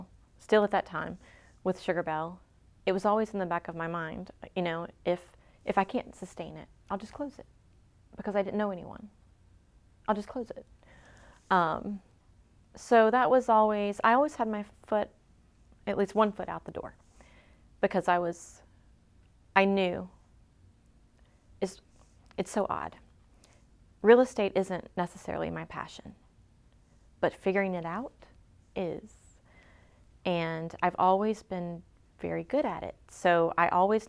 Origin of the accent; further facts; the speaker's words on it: Mississippi, United States; now in Beaufort, United States; I'm from Mississippi